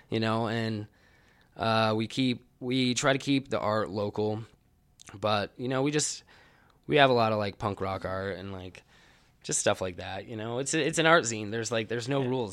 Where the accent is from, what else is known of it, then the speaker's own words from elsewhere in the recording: Ogden, Utah, United States; I grew up in Ogden and I'm an artist